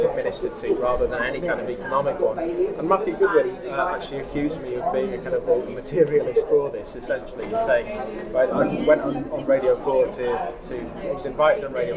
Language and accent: English; Yorkshire and the Humber, United Kingdom; also born or lived in County Durham; I'm from County Durham, I was brought up in Yorkshire